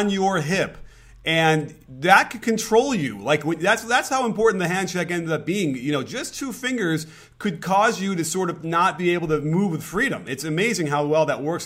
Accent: Chicago, Illinois, United States; I was a Bulls fan growing up in Chicago.

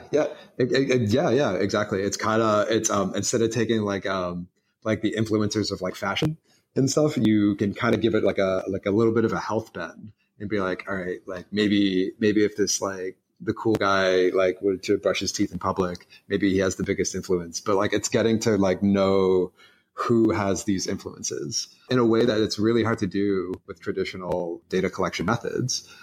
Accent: Boston, Massachusetts, United States; moved away; also born or lived in Philadelphia; I grew up in Boston, but um, moved from Boston to um, Philadelphia

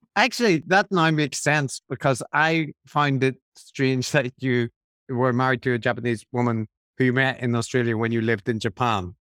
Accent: Belfast, Northern Ireland, United Kingdom; moved away; also born or lived in London; I grew up in Belfast

